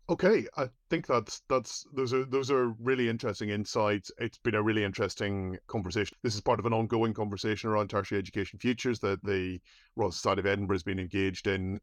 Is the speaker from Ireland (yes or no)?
yes; Ireland; As an Irish person